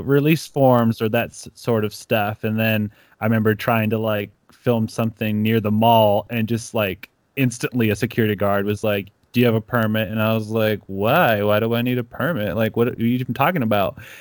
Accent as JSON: {"language": "English", "country": "Ecuador", "tie": "born or raised there", "moved": "yes", "said": "I grew up in Ecuador"}